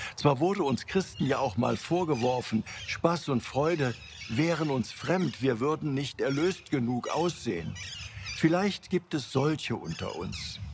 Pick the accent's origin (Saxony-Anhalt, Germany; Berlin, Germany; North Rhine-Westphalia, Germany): North Rhine-Westphalia, Germany; Cologne; meine Heimatstadt Köln.